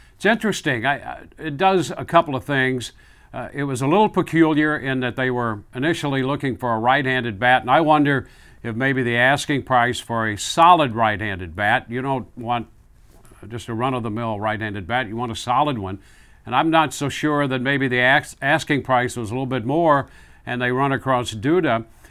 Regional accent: Midwest, United States; moved away; I grew up in the Midwest

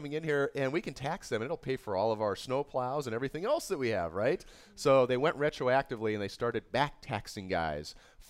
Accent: United States; I felt so embraced as an American by the Canadian people

